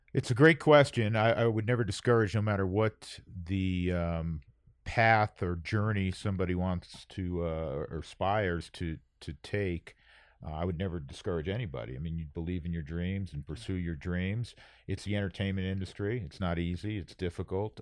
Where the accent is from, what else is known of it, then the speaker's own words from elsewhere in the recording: New York, United States; moved away; I'm from New York